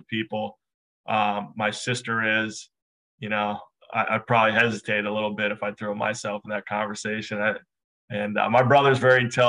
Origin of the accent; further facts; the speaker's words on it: Redwood Falls, Minnesota, United States; I grew up in a small town in southwestern Minnesota, a town of about just short of 6,000 people called Redwood Falls, Minnesota.